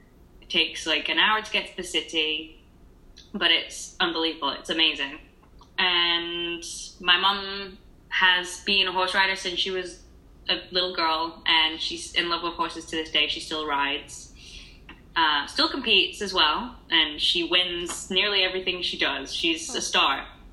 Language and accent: English; United Kingdom; I'm not Australian, I am British.